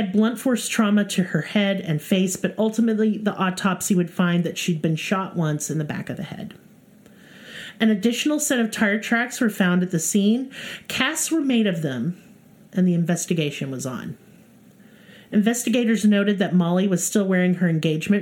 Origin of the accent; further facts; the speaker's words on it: Tulsa, Oklahoma, United States; You heard about Tulsa. Like, that's my hometown